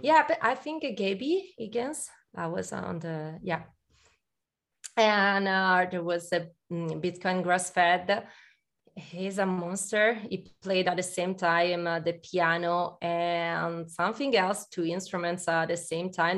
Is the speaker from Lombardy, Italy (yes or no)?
yes; Milan, Lombardy, Italy; I'm Italian, uh, but I'm from Milan.